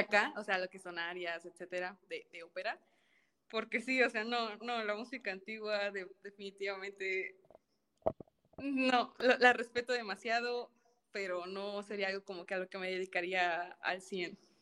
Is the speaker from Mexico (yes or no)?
yes; Tampico, Tamaulipas, Mexico; Soy originaria de Tampico, Tamaulipas